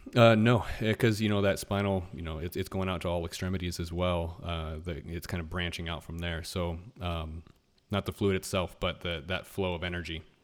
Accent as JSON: {"language": "English", "town": "Anchorage", "region": "Alaska", "country": "United States", "tie": "born or raised there", "moved": "yes", "said": "I grew up in Anchorage, Alaska"}